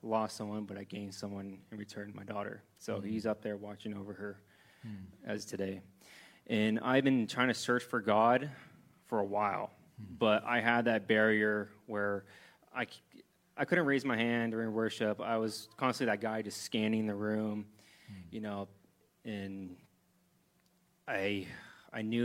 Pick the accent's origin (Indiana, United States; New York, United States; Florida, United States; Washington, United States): Washington, United States; Moses Lake; I'm from Moses Lake